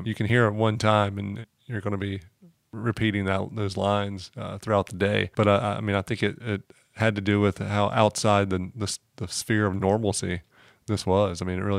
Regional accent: Dunn, North Carolina, United States; Dunn, North Carolina, which is my hometown.

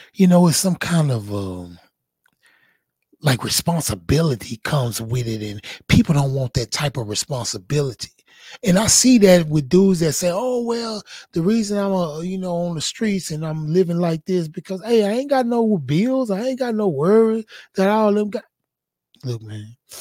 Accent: Houston, Texas, United States; I was a boy from Fifth Ward, little boy that was growing up in the hood

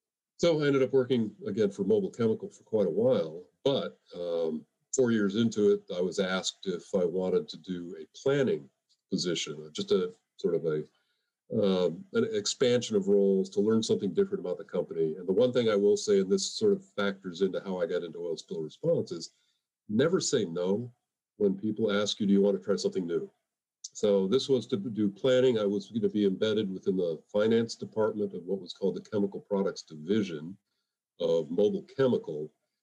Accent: Boston, Massachusetts, United States; I grew up in the Boston area.

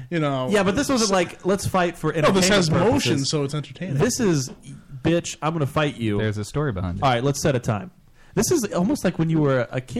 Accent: Kentucky, United States; These are the rednecks. These are the hicks of the South. I grew up in Kentucky.

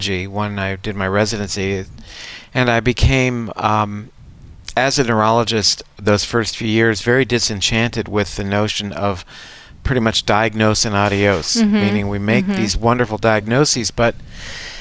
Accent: Coral Gables, Florida, United States; I grew up in Coral Gables, Florida, which was at that time the home of the National Hurricane Center

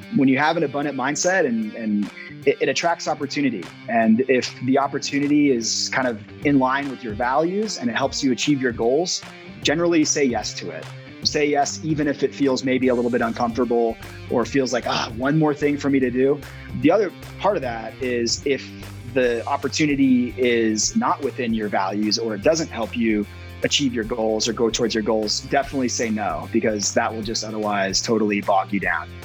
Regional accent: Spokane, Washington, United States; moved away as an adult; also born or lived in Boston / Italy; now in Boulder, United States; I'm originally from Washington State, where I grew up kind of in the outdoors out there

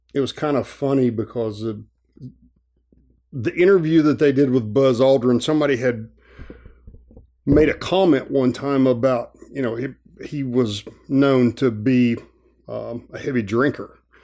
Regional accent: Asheville, North Carolina, United States; moved away as an adult; also born or lived in Hawaii; I grew up in Asheville, it's mostly a tourist town

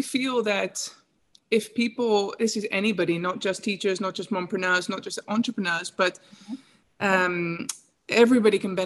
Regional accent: England, United Kingdom; moved away as an adult; also born or lived in Northern Norway; now in Norway; I'm originally from England

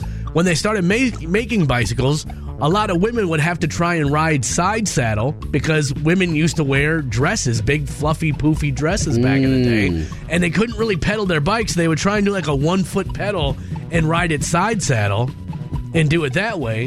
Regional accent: Minneapolis, Minnesota, United States; I grew up in North Minneapolis, so everything was blocks

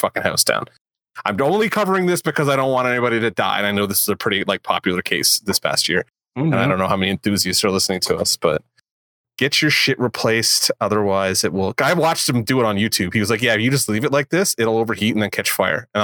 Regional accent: Canada; I'm Canadian

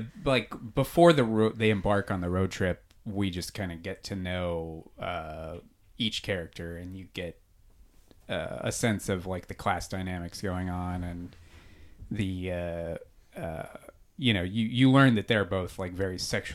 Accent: California, United States; We're from Southern California.

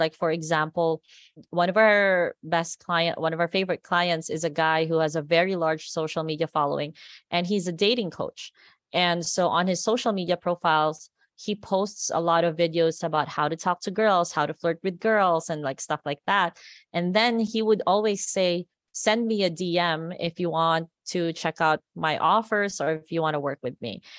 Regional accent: Philippines; accent: Americanized; moved away as an adult; now in Las Vegas, United States; I grew up in the Philippines, and a lot of people are still surprised why we speak English like this. It's almost like, it's very Americanized

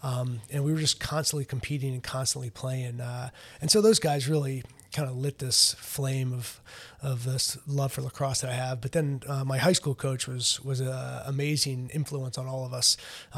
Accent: North Carolina, United States; And so ended up back down kind of in my home state. Going to Duke, through going to the North Carolina camp.

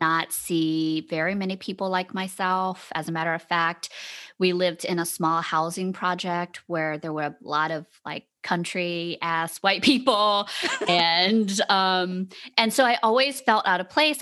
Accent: Savannah, Georgia, United States; growing up in Savannah, Georgia

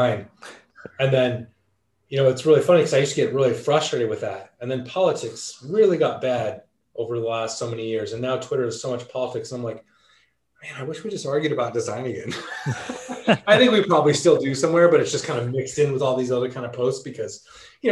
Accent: Southern California, United States; growing up in Southern California

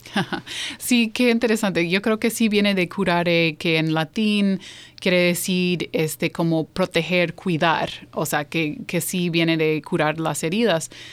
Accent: New York, United States; also born or lived in Iowa / Mexico City; now in Baltimore, United States; sí nací aquí, yo nací en Nueva York, Ah, soy de ahí, eh, pero he vivido en Iowa, he vivido en la Ciudad de México y eh, ahora estoy radicada aquí en Baltimore

